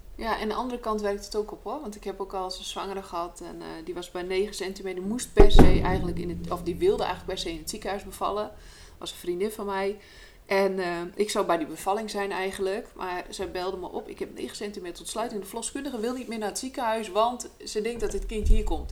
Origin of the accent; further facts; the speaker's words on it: Friesland, Netherlands; ik kom natuurlijk uit Friesland